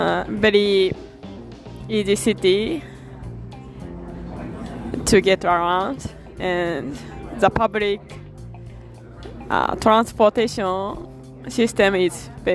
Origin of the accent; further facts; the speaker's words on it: Fukuoka, Japan; English is a second language; moved away as an adult; now in Toronto, Canada; I'm from this city in prefecture in Japan called Fukuoka.